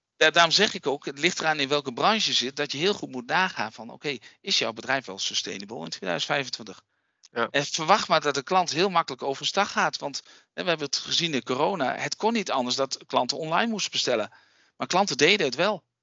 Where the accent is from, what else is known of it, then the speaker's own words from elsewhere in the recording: Raalte, Overijssel, Netherlands; accent: eastern Dutch; wij zitten hier in Raalte, dat is het oosten van Nederland. Heb je misschien wel gehoord aan mijn accent, een beetje.